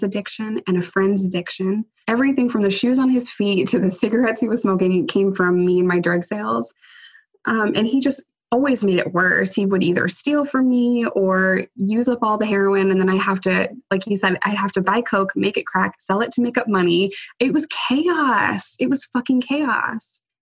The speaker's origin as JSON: {"language": "English", "region": "New York", "country": "United States", "said": "I'm a New Yorker"}